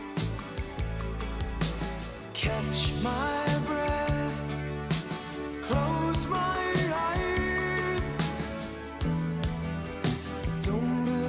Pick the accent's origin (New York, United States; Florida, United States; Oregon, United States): New York, United States; New York City; I grew up in Queens, New York, where I was hanging out with the Black Panthers in high school